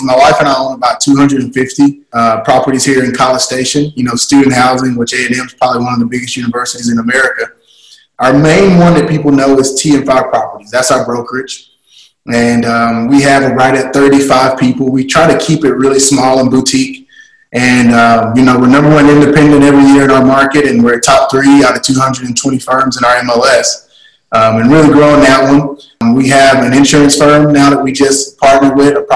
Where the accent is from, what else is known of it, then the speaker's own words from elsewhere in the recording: East Texas, United States; born and raised in East Texas